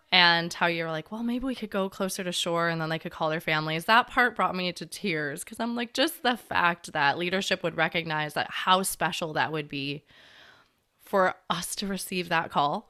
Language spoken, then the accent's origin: English; Chicago, Illinois, United States; moved away as an adult; I grew up in Chicago